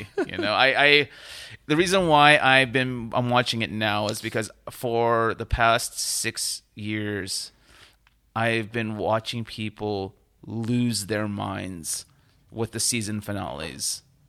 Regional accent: Fresno, California, United States; Now, mind you, I grew up in Fresno. I did not grow up in Los Angeles.

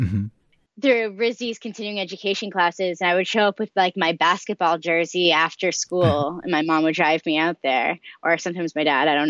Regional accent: Marion, Massachusetts, United States; now in Marion, Illinois, United States; I'm originally from Marion, Massachusetts

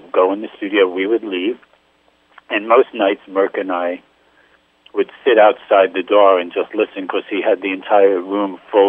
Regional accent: New York City, New York, United States; I grew up in Brooklyn.

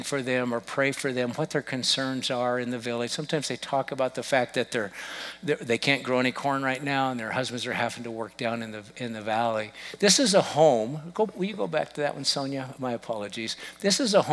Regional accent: United States; I'm an American

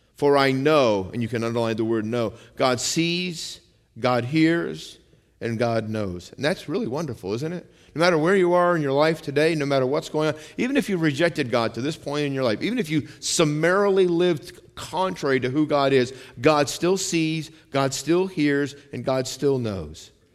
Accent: United States

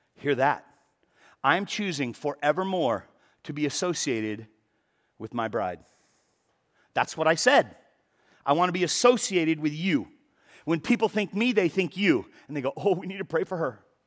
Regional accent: Los Angeles, California, United States; I have never lived more than twenty-five miles from where I was born. So I was born in the San Fernando Valley

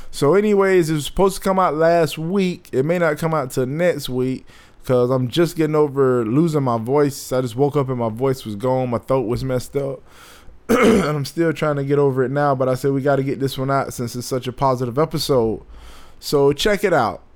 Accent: Bradenton, Florida, United States; I'm from Bradenton

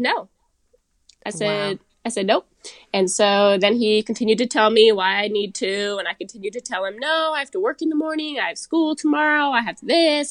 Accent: Seattle, Washington, United States; I'm originally from Seattle

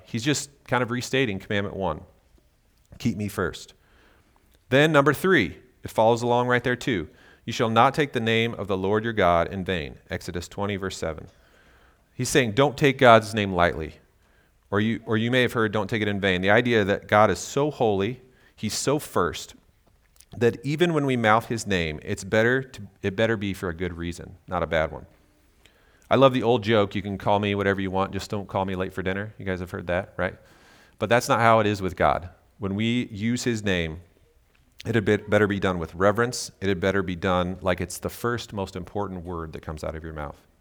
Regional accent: Kansas, United States; I'm from Kansas

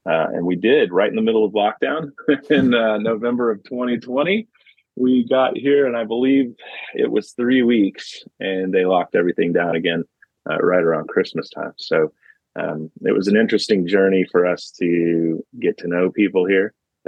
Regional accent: Kentucky, United States; moved away as an adult; now in Liverpool, United Kingdom; actually I am from United States of America, the state of Kentucky, and I grew up there and lived there for most of my life. Currently, I am in Liverpool, England, and I moved here with my wife and my young daughter about 2 years ago.

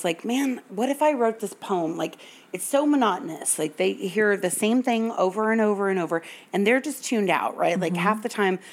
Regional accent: the South, United States; I'm from the South, and my meemaw taught me to say yes, ma'am, and no, sir

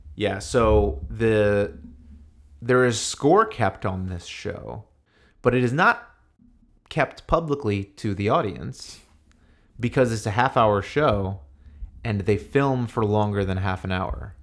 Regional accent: New York, United States; I grew up in New York

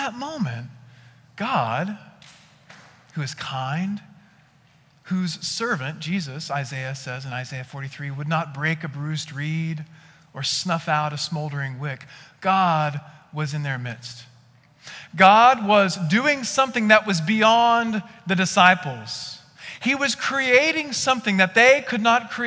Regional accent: West Texas, United States; I grew up in West Texas

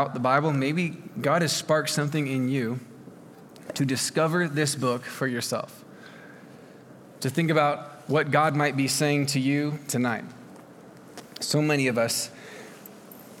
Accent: Oregon, United States; I'm from Oregon

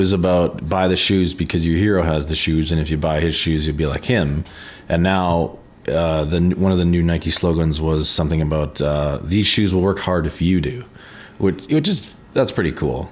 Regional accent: Canada; being Canadian in the world

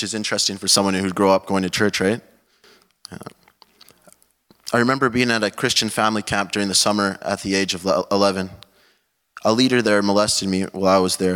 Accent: Calgary, Alberta, Canada; I was born in 1999 in Calgary, Alberta.

